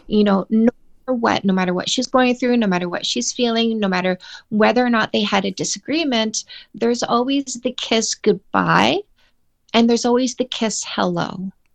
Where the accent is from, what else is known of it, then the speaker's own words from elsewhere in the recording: Canada; I'm Canadian